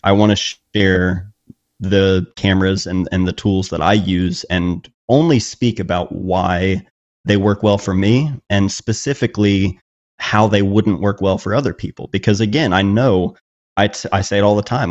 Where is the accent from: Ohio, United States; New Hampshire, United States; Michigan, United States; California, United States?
Ohio, United States; Chillicothe; my hometown in a way and, and showing that it is a small town